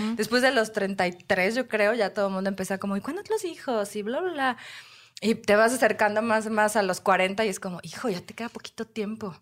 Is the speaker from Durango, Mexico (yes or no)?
no; Puebla, Mexico; Soy de Puebla